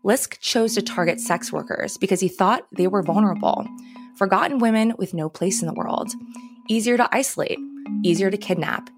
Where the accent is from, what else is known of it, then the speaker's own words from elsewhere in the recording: Long Island, New York, United States; I'm from Long Island. I know the area and I know the people